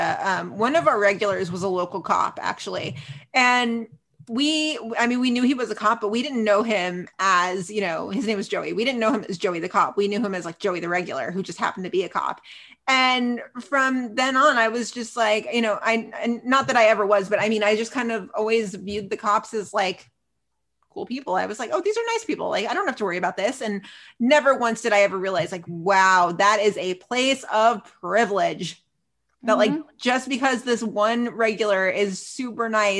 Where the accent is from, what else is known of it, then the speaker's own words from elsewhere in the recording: Dallas, Texas, United States; right here in my hometown